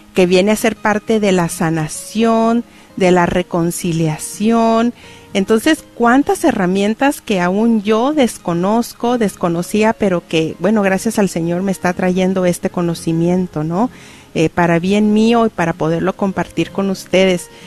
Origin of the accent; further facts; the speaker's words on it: Cuauhtémoc, Durango, Mexico; moved away; mi pueblo, Cuauhtémoc Durango